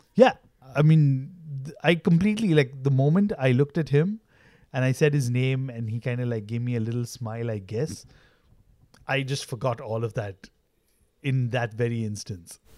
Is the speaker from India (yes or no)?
yes; Mumbai, Maharashtra, India; I was born in South Bombay